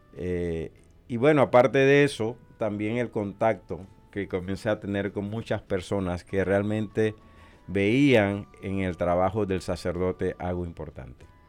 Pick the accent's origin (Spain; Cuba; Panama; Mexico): Panama; moved away as an adult; also born or lived in El Salvador / Honduras / Nicaragua / Puerto Rico; now in Omaha, United States; nacido en Panamá